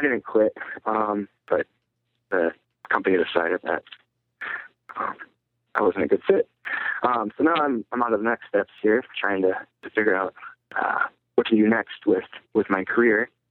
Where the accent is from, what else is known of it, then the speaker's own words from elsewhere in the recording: Minneapolis, Minnesota, United States; I'm from Minneapolis